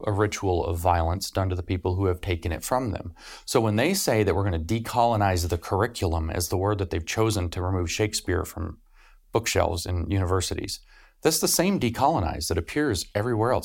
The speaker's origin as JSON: {"language": "English", "country": "United States", "said": "As an American"}